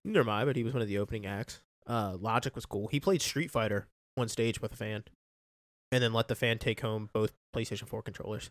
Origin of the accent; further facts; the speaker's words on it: Taneytown, Maryland, United States; I love my hometown more, I love Tawny Town, Maryland